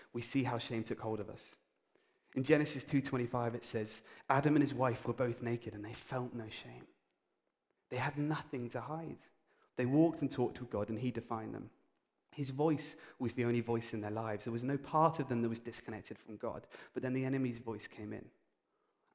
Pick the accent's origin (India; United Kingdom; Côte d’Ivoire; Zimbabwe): United Kingdom; we're British